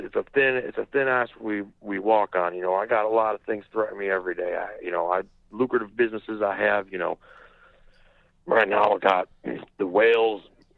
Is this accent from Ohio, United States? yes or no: no; Crown Point, Indiana, United States; I'm from Crown Point, Indiana.